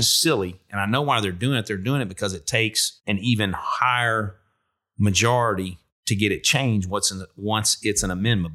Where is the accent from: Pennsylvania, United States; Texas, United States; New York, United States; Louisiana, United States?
Louisiana, United States; Kenner; moved away; also born or lived in Shreveport / North Carolina; I grew up in Kenner, so I'm from Shreveport, but we lived in Kenner when I was young.